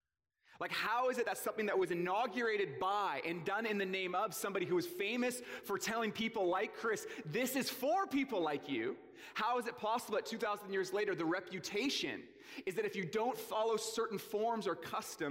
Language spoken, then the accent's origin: English; Port Coquitlam, British Columbia, Canada; I grew up in the Tri-Cities in Port Coquitlam.